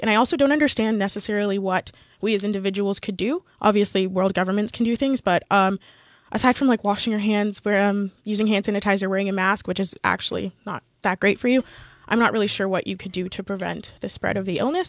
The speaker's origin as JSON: {"language": "English", "country": "Canada", "said": "we're all Canadian and all have gone through the education system"}